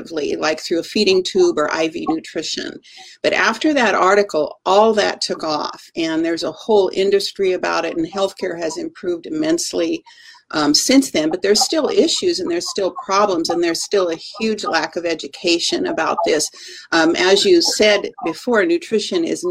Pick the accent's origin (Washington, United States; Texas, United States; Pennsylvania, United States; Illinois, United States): Washington, United States; Eastern; I grew up in Eastern Washington, and my father was a scientist at Hanford